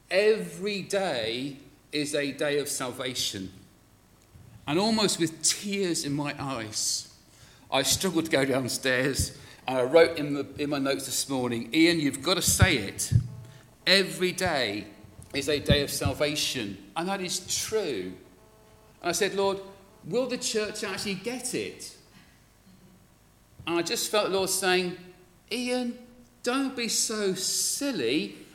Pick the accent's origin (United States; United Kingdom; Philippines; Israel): United Kingdom; Glasgow, Scotland; born there; Uh, with an accent like this, you would not believe I was born in Glasgow.